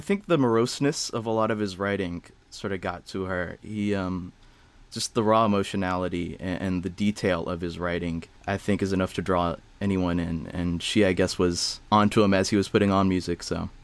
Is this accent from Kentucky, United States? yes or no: yes; Hodgenville, Kentucky, United States; now in Chicago, United States; I'm from Kentucky, a small three thousand person town called Hodgenville